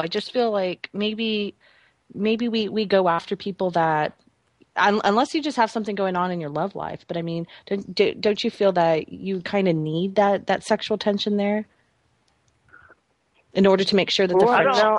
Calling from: Salem, Oregon, United States; I'm calling from Salem, Oregon.

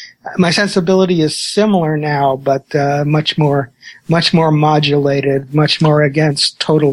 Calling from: Mill Valley, California, United States; I'm at my home in Mill Valley, California.

